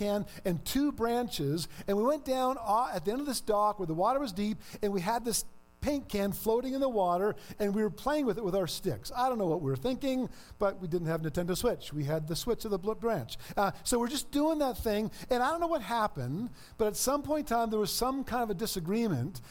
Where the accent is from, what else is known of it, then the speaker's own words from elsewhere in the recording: Ontario, Canada; moved away; I'm from Ontario.